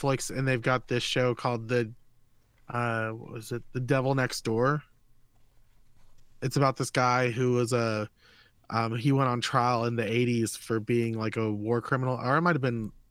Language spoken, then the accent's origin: English; Dade City, Florida, United States; I'm from Dade City